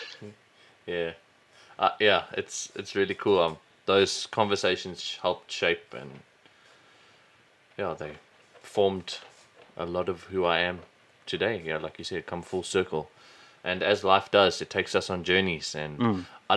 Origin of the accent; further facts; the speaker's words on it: South Africa; we were growing up in South Africa